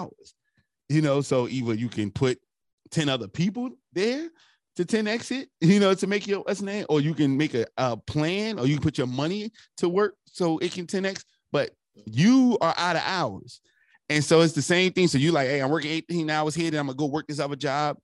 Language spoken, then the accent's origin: English; Newark, New Jersey, United States; I'm from Newark, right across the bridge